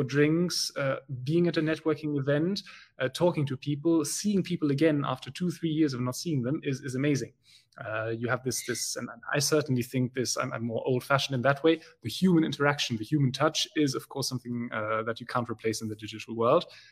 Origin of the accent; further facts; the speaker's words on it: Belgium; first language German; English is a second language; German is my mother tongue, then French, Dutch, you know, as a good Belgian, I speak the three.